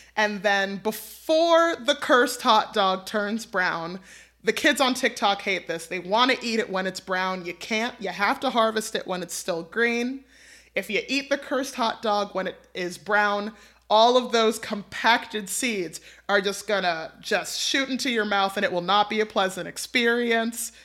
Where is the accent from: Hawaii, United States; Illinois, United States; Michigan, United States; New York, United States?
New York, United States; moved away as an adult; now in Ohio, United States; I'm a New Yorker